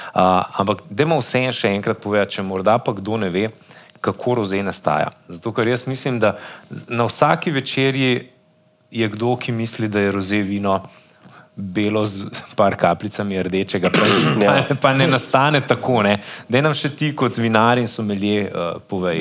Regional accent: Slovenia; Slovenci smo

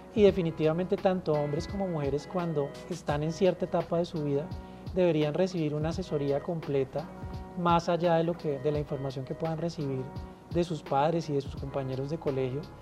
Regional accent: Colombia; somos los colombianos

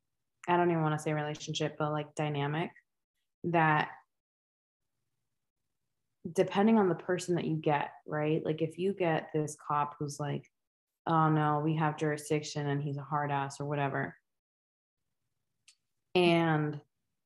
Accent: United States; us mainland

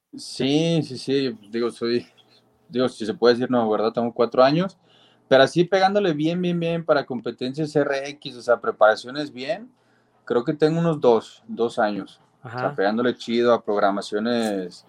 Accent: Guadalajara, Jalisco, Mexico; Pues yo soy de Guadalajara, Jalisco, de acá

